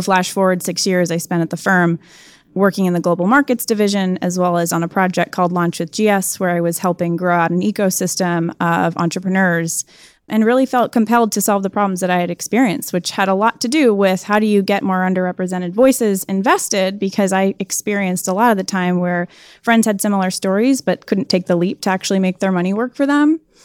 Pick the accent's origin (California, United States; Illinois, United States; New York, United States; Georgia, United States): Illinois, United States; Chicago; moved away as an adult; also born or lived in North Carolina; born and raised in Chicago to two entrepreneurs